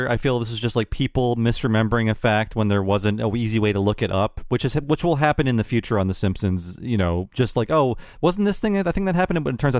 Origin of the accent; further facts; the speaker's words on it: London, United Kingdom; moved away; Even though I'm from London slash England, I personally prefer to refer myself as British